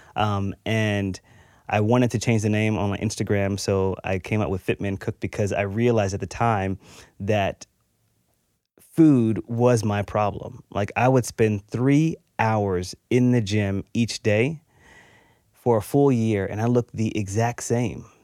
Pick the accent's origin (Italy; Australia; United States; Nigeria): United States; Texas; I grew up in Texas.